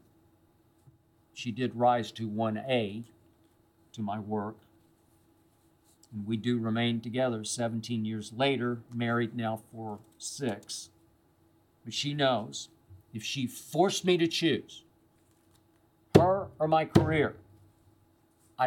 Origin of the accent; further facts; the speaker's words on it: Oklahoma City, Oklahoma, United States; moved away; since my days growing up in Oklahoma City